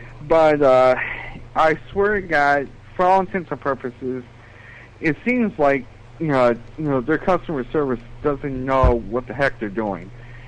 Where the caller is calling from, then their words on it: Buffalo, New York, United States; from Buffalo, New York.